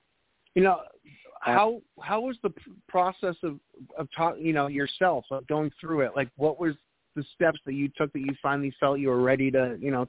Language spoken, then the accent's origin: English; New Hampshire, United States; now in North Carolina, United States; Well, I'm originally from New Hampshire, and if I drove an hour, I could reach the Canadian border.